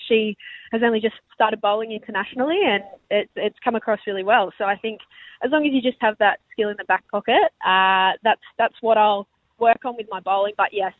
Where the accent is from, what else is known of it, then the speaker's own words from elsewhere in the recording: Penrith, New South Wales, Australia; moved away as an adult; now in Perth, Australia; I know some people from my hometown in Penrith probably weren't too happy about it, including my own mother.